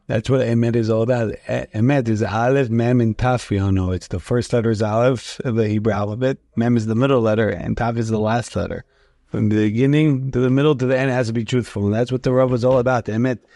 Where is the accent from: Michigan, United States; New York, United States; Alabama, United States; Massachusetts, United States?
New York, United States; New York City; we grew up together in the Beit Knesset in the shul in Rigo Park